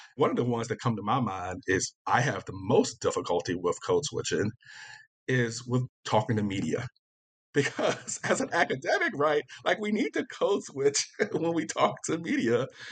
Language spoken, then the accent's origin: English; Virginia, United States; I'm from Virginia, so I'm, you know, consider myself Southern as well